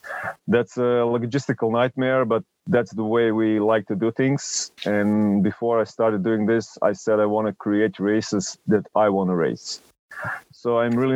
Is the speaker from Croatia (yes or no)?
yes; Croatia; I'm from Croatia